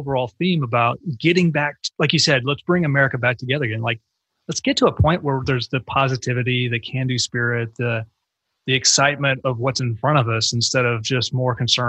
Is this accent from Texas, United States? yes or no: yes; Texas, United States; if you had told me when I was a kid growing up in North Texas